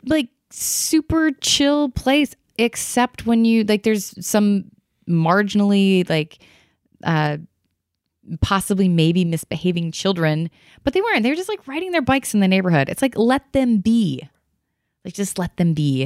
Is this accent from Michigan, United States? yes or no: yes; Michigan, United States; I grew up in Michigan